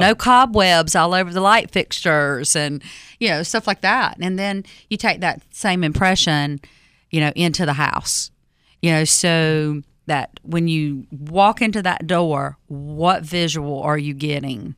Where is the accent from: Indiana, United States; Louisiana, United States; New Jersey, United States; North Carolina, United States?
North Carolina, United States; Fuquay-Varina; I grew up in Fuquay-Varina back, you know, in the seventies, sixties and seventies, right?